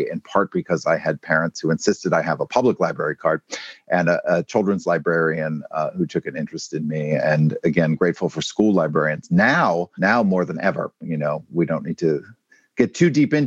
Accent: Maine, United States; moved away; I'm coming to you today from my home state of Maine

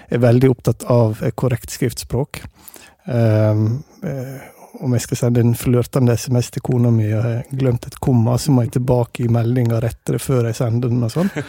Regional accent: Hovdebygda, Møre og Romsdal, Norway; accent: Sunnmøre dialect; moved away; also born or lived in Denmark; Og som en hører kanskje, så er jeg sunnmøring. Så jeg snakker eh, sunnmørsdialekt, mer bestemt eh, Hovdebygding. Det er der jeg kommer fra.

